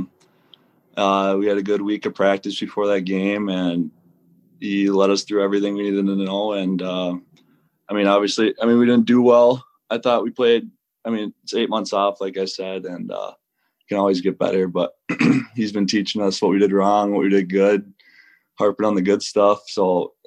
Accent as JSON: {"language": "English", "region": "Minnesota", "country": "United States", "tie": "born or raised there", "moved": "as an adult", "lives_now": "Greenville, United States", "said": "I played high school hockey in Minnesota, college Minnesota, and then last year was my actual first year, like, being out of Minnesota"}